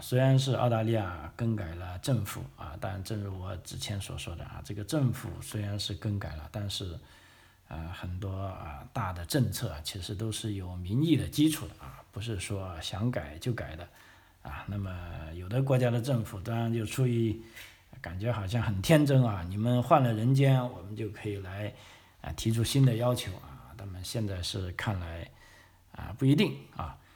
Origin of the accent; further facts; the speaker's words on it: China; now in Australia; 我们新移民啊， 虽然来澳洲住那么久了，但是作为之前啊，自己的母国